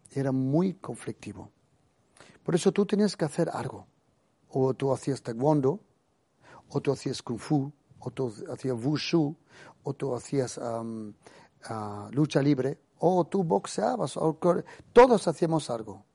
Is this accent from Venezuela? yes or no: no; Germany; Yo me crecí en Alemania